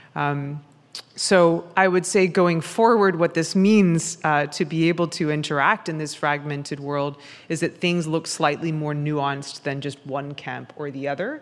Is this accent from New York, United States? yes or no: yes; New York City, New York, United States; I speak as a New Yorker